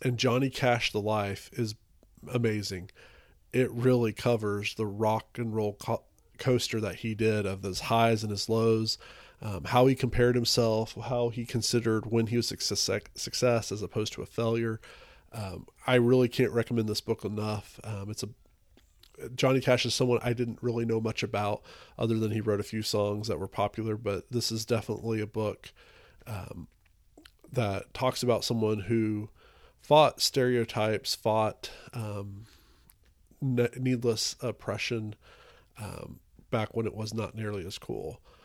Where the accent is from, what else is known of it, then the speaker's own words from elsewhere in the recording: Texas, United States; I'm from Texas